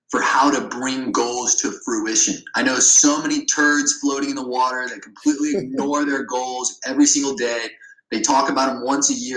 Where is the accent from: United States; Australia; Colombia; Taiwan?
United States; Ohio; I grew up in Ohio where there was factory workers